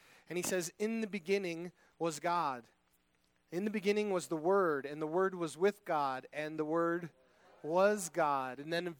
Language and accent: English; California, United States; You know, I always feel like Lydia and I, we come from Southern California